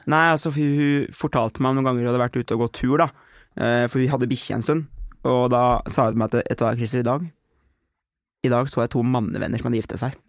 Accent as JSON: {"language": "Norwegian", "town": "Aurskog", "region": "Akershus", "country": "Norway", "said": "Jeg var hjemme i Aurskog"}